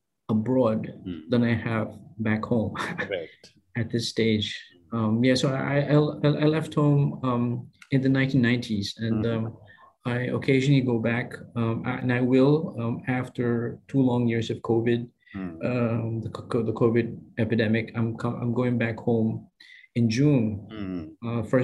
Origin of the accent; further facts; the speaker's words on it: Philippines; moved away as an adult; also born or lived in Taipei, Taiwan; now in Singapore; my home country, mm-hmm. the Philippines